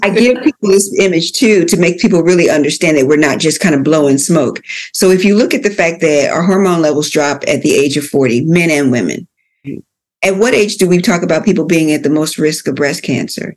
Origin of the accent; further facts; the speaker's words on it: Philadelphia, Pennsylvania, United States; I grew up in Philadelphia. I'm a born and raised Philadelphia girl